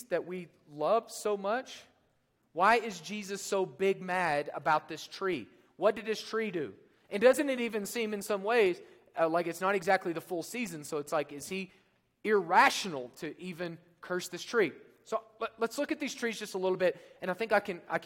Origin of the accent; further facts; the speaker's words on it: Oklahoma, United States; now in Colorado, United States; Being from Oklahoma, I grew up near Lake Texoma